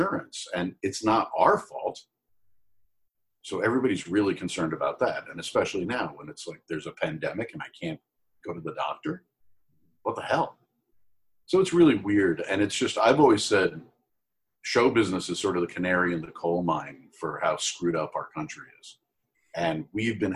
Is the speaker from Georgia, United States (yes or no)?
no; Port Washington, New York, United States; moved away; also born or lived in Manhattan, New York / Bethpage, New York / Roslyn, New York; what I consider my hometown is a town called Port Washington, not Port Jefferson, Port Washington, right next to Great Neck